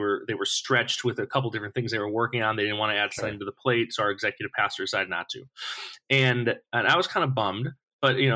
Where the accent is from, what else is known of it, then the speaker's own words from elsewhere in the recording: Buffalo, New York, United States; moved away as an adult; also born or lived in Missouri; now in California, United States; I was born in New York City, raised in Buffalo, New York.